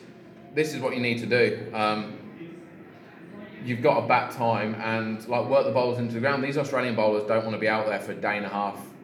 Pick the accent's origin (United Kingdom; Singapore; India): United Kingdom; England; being English.